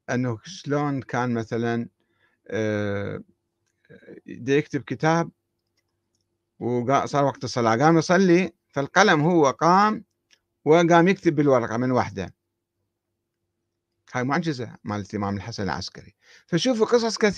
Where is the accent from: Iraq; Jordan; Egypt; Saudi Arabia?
Iraq; وراحت الآن باقي شنو عندنا في العراق باقي قبور قبور الأئمة الاثنى عشر